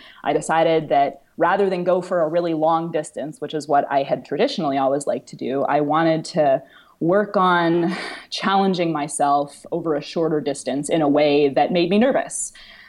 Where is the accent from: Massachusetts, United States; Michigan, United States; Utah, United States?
Massachusetts, United States; Boston; now in Florida, United States; I am moving to Boston, which is where I'm from originally.